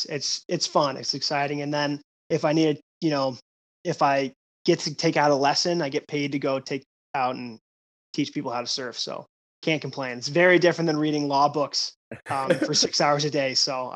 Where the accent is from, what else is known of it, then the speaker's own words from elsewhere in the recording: Vero Beach, Florida, United States; also born or lived in Sudbury, Ontario; now in Charleston, United States; So I originally grew up in Vero Beach, Florida, which is just a little north of just what you'd consider South Florida, Fort Lauderdale. I grew up about 3.5 hours from the BB&T Center